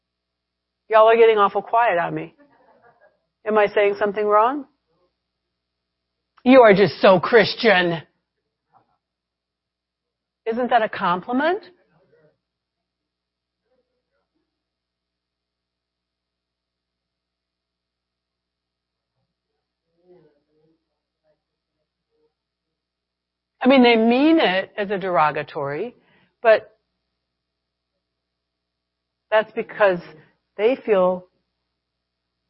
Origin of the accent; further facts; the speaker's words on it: United States; I'm an American